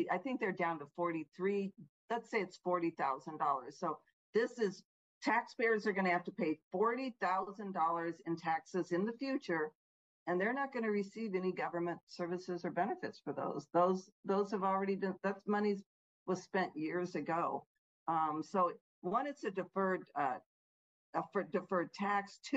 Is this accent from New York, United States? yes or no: no; Illinois, United States; like my home state of Illinois.